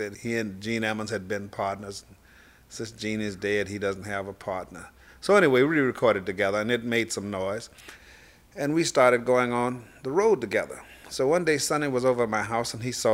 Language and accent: English; Chicago, Illinois, United States; also born or lived in Helena, Arkansas; I was raised in Chicago, Illinois